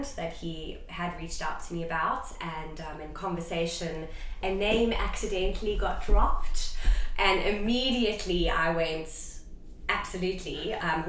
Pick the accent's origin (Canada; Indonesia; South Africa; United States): South Africa; moved away as an adult; now in United Kingdom; I am originally from South Africa, yes. And I moved to the UK about, well, it was in April 2021.